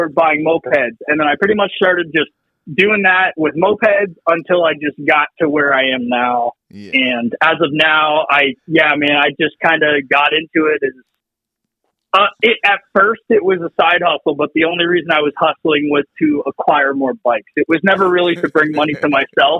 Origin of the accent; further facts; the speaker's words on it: Pennsylvania, United States; moved away as an adult; now in New York, United States; originally, I'm from Pennsylvania, and I moved up to New York when I got married.